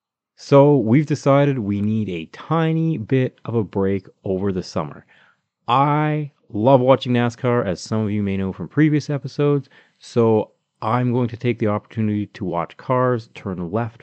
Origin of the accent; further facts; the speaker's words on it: Calgary, Alberta, Canada; we're both from Calgary, Alberta, Canada.